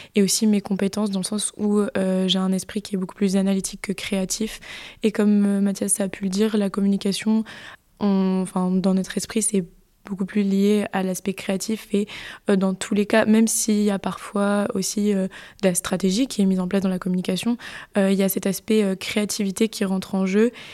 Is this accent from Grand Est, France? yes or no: no; Bordeaux, Nouvelle-Aquitaine, France; je viens euh, de Bordeaux, d'ici